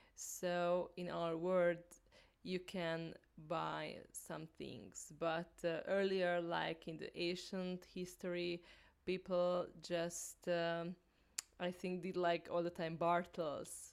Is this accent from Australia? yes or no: no; Hungary; now in Lisbon, Portugal; I live here in Lisbon, but I am from Hungary originally.